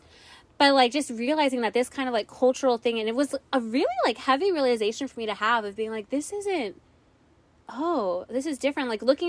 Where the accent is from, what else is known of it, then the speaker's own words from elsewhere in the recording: San Antonio, Texas, United States; I grew up in San Antonio, right?